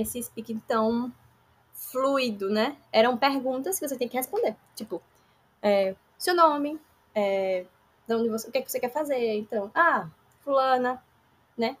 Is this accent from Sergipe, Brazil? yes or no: yes; Aracaju, Sergipe, Brazil; Sou daqui de Aracaju, Sergipe